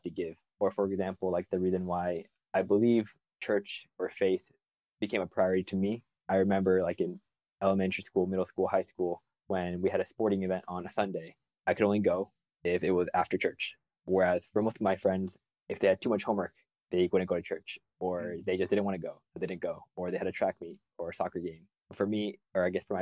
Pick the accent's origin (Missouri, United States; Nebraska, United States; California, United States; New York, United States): Nebraska, United States; Omaha; I'm from Omaha, Nebraska